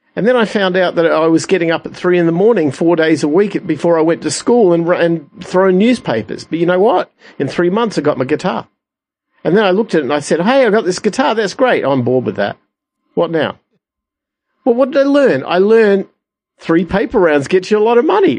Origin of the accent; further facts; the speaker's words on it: Adelaide, South Australia, Australia; I'm from Adelaide, Australia